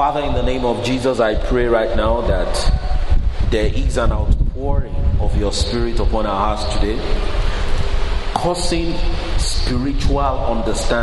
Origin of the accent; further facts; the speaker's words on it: Nigeria; moved away as an adult; now in United Kingdom; I grew up in Nigeria